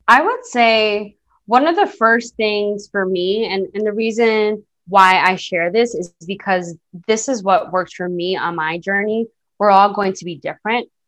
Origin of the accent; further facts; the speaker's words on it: New York City, New York, United States; I'm a girl from the Bronx. that grew up in a single parent household